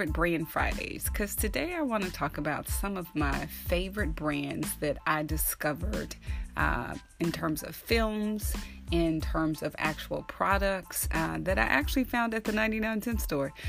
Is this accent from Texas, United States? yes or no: yes; Texas, United States; I am from Texas, so I grew up with very traditional values